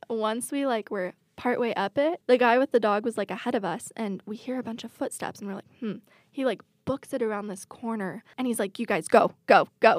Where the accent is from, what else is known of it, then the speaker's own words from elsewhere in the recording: Washington, United States; I grew up in Washington.